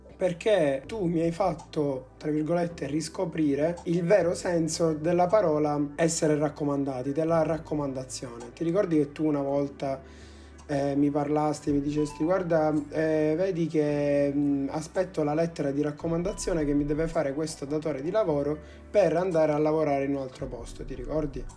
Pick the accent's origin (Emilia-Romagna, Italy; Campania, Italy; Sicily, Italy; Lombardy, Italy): Sicily, Italy; noi che siamo siciliani